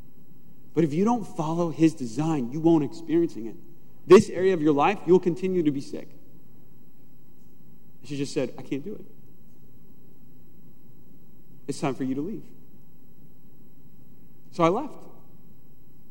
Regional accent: United States; I'm an American Christian

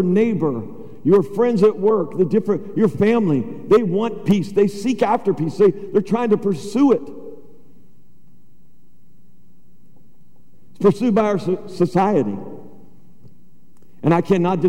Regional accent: United States

